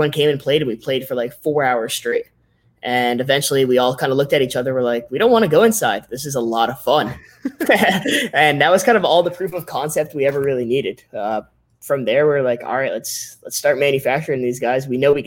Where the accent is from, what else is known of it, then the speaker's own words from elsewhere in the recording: Connecticut, United States; we grew up in Connecticut. So we have a warehouse in Connecticut where we're from